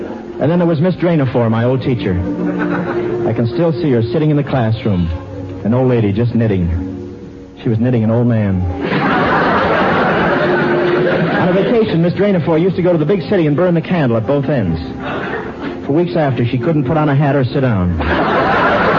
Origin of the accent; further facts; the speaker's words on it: Cleveland, Ohio, United States; moved away; reared in Cleveland.